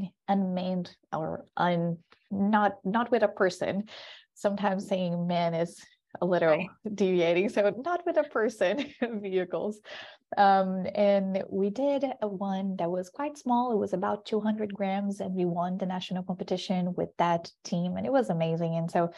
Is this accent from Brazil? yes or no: yes; Brazil; moved away as an adult; now in United States; I'm originally from Brazil, and I come from an island that is like a touristic island